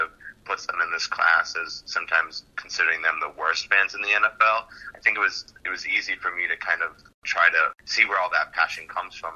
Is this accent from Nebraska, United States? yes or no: no; Germansville, Pennsylvania, United States; moved away as an adult; also born or lived in Philadelphia, Pennsylvania; now in Brooklyn, New York, United States; the town I grew up in for most of my life was Germansville, Pennsylvania, in the Lehigh Valley